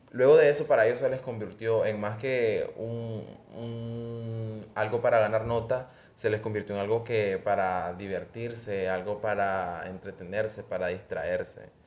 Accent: Nicaragua

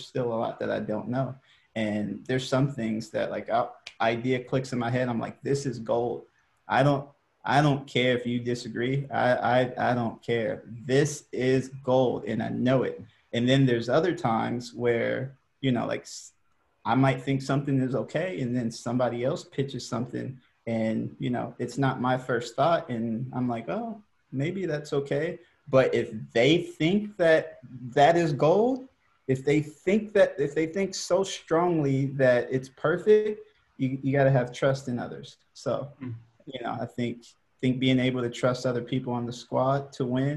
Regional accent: Hercules, California, United States; moved away as an adult; also born or lived in Nebraska; I grew up in the city called Hercules

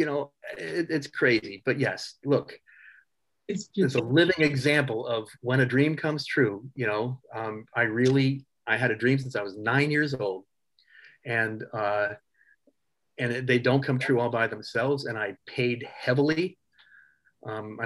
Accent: California, United States; I'm from California

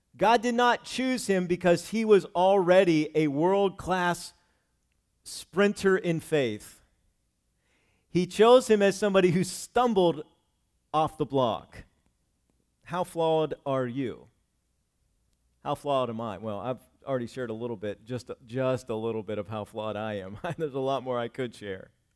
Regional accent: Cumberland, United States; moved away as an adult; also born or lived in Virginia / Kentucky / Scranton, Pennsylvania / Wilkes-Barre, Pennsylvania; I did not live here where I grew up in Cumberland

